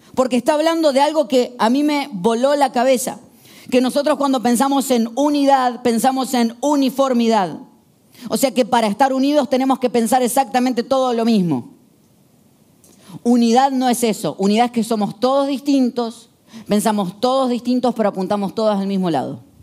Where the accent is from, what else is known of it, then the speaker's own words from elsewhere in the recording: Argentina; El 80% somos argentinos